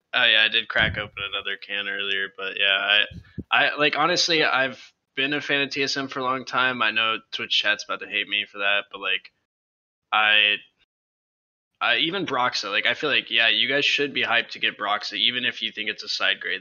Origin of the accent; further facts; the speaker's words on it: United States; now in Sumter, United States; I am from Orange County